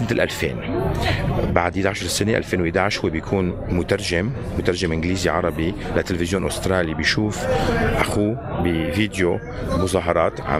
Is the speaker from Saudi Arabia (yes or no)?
no; Syria; moved away; فمشان هيك نحن طلعنا كمان من سوريا مشان نحسن نشتغل المهنه